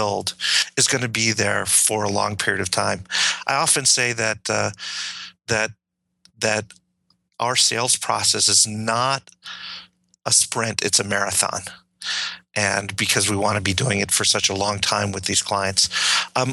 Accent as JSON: {"language": "English", "town": "Detroit", "region": "Michigan", "country": "United States", "tie": "born or raised there", "said": "I grew up in Detroit"}